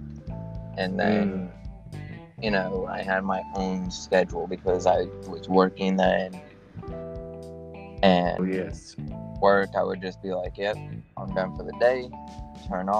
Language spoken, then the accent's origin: English; New York, United States; moved away; I am from New York